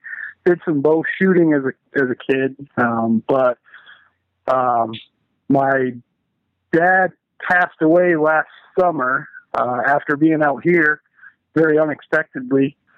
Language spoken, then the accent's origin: English; Maine, United States; now in Lansing, United States; I am from Lansing, Michigan, originally out of Maine.